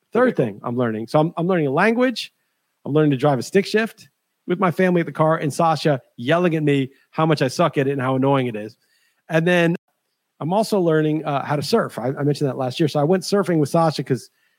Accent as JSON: {"language": "English", "region": "New York", "country": "United States", "tie": "born or raised there", "moved": "as an adult", "said": "I grew up in New York"}